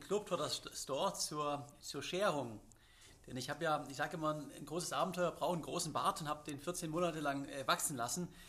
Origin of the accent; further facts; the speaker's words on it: Swabia, Germany; als Schwabe